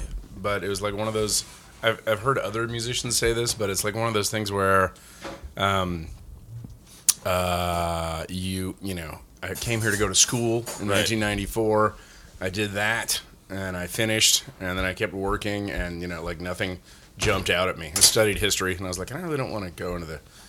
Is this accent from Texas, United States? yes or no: yes; Spring, Texas, United States; moved away as an adult; also born or lived in Nacogdoches, Texas / Yellowstone; I am from Spring, Texas, or Klein, Texas, just north of Houston.